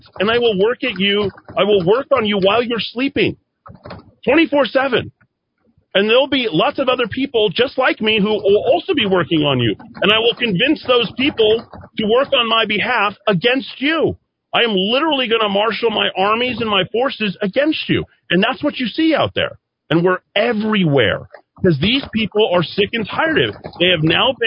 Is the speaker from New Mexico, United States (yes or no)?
yes; Albuquerque, New Mexico, United States; also born or lived in Las Vegas, Nevada; I was not thrilled about being in Albuquerque, but I thought, this is my hometown